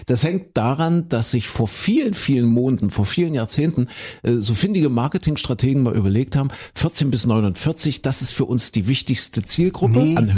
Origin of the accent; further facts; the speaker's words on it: Köthen, Saxony-Anhalt, Germany; In Kuhköten, wo ich herkomme.